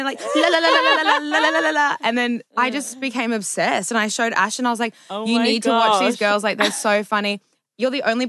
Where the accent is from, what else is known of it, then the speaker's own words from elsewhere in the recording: Brisbane, Queensland, Australia; now in Sydney, Australia; I'm from Brisbane in Australia. We currently live in Sydney.